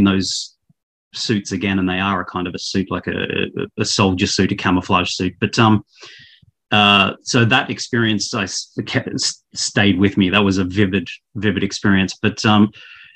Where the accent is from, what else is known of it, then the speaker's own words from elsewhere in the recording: Australia; also born or lived in Victoria, Australia; I'm an Australian. I live in Victoria, the state of Victoria.